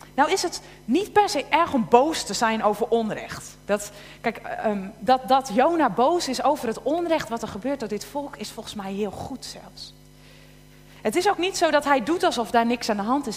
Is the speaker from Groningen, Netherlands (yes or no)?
yes; Tolbert, Groningen, Netherlands; moved away; ik opgegroeid ben in, uh, in Tolbert